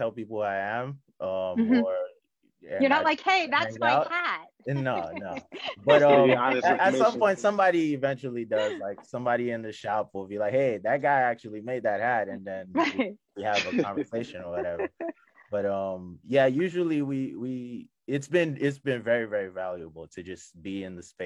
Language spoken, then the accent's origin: English; Nigeria; also born or lived in Prince George's County, Maryland; now in Maryland, United States; I'm from Nigeria, but I spent half my life in PG County. So this is home just as much as Nigeria for me.